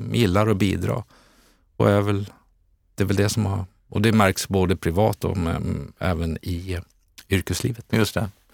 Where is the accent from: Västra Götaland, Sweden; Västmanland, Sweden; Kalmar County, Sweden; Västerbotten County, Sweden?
Västra Götaland, Sweden; Borås; also born or lived in Eskilstuna / Stockholm; now in Täby, Sweden; jag är född i Borås, hade en period i Eskilstuna, landade sen in i Stockholm 92 där jag bor kvar